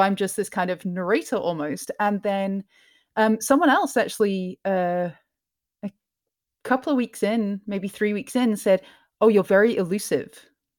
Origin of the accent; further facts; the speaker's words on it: Scotland, United Kingdom; I'm originally from Scotland, but my parents are from England, and I've traveled around a lot.